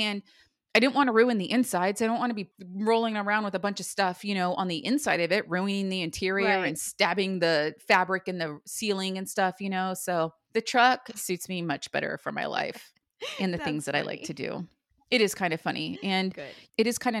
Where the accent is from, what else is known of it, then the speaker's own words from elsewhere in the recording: Ojai, California, United States; Like living in Ojai and growing up, it used to rain every winter and it would snow.